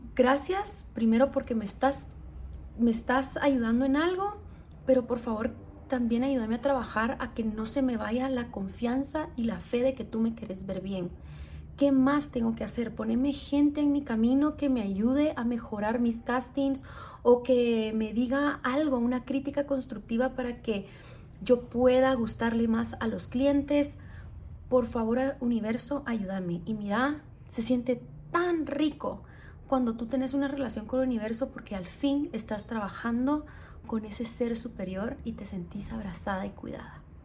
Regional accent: Guatemala; soy guatemalteca

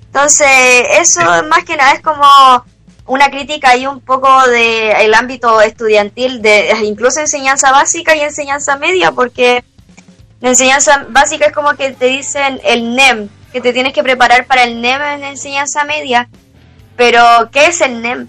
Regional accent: Chile; en nuestra realidad como chilenos

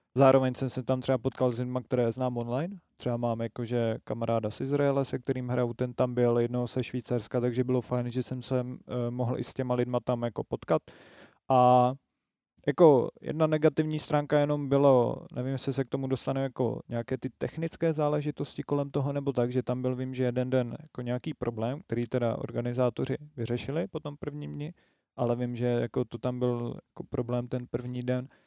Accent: Moravia, Czechia; Já jsem z Moravy

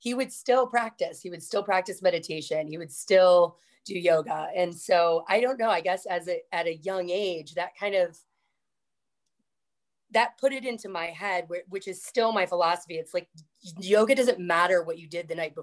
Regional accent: Florida, United States; I grew up in Florida

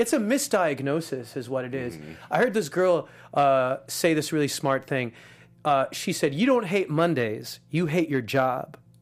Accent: Los Angeles, California, United States; I had a Muslim dad, a Jewish mom, and I grew up in East

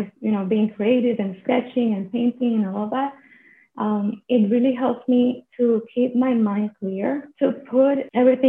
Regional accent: Puerto Rico; I am joining from Puerto Rico, which is a small island in the Caribbean. And I am from here, actually. I'm Puerto Rican.

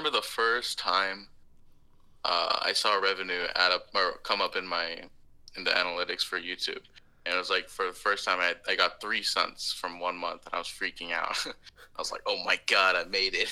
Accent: Austin, Texas, United States; also born or lived in Portland, Oregon / Tulsa, Oklahoma; now in Houston, United States; Grew up in Texas, Austin, Texas for about 10 years

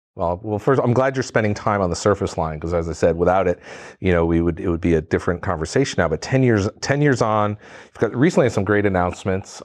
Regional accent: New England, United States; I'm from New England

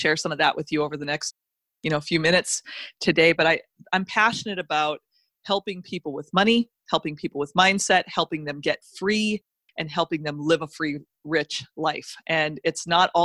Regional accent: North Dakota, United States; I grew up in North Dakota in the middle of winter.

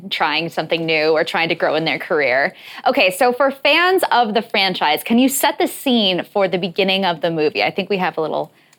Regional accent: California, United States; I grew up in California, so he used to be my governor.

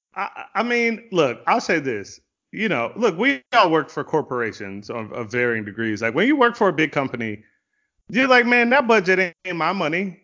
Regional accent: Virginia Beach, Virginia, United States; I grew up in Virginia Beach

